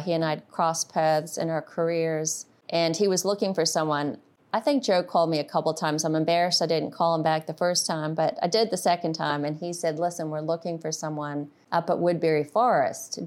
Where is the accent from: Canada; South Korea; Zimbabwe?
Zimbabwe; now in United States; I grew up in Zimbabwe